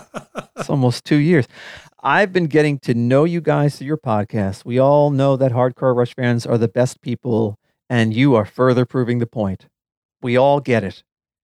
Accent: Chicago, Illinois, United States; hatched a plan to get four couples to travel to St. Louis to see their show, as it was close to my hometown of Chicago.

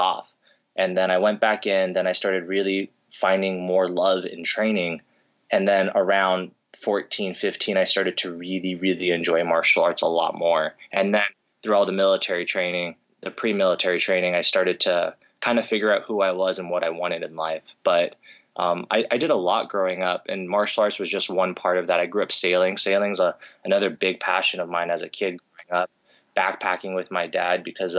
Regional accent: United States; like 4 to 6 weeks out in Japan growing up, come back to the States, and then, and, you know, continue going to school

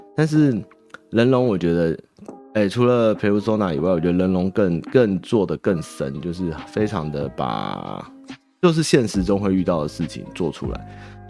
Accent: Taiwan; 我们台湾人

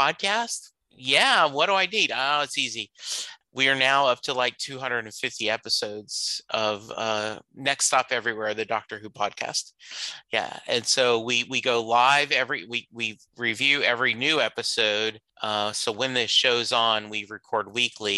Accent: Louisiana, United States; now in Dallas, United States; Growing up in Louisiana

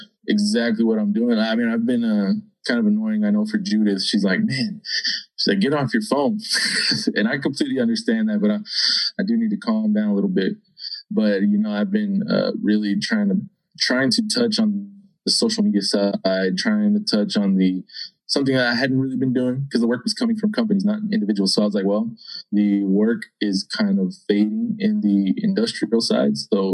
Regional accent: Texas, United States; I mean, we come from Boomtown, USA, you know, I mean, West Texas, this is how it is, you know.

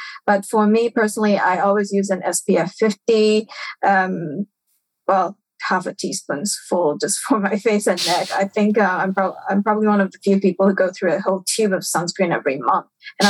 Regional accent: Singapore; moved away; I was born and bred in Singapore, which is actually tropical.

